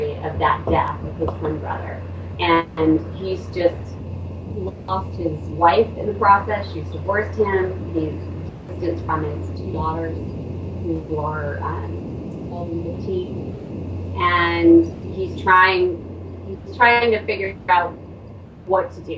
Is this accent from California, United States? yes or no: no; Oklahoma, United States; now in Bay Area, United States; I grew up predominantly in Oklahoma